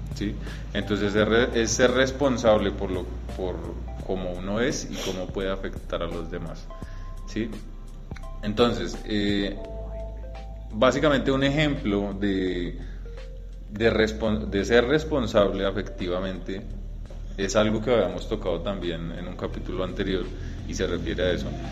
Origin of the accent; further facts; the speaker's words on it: Colombia; nosotros como colombianos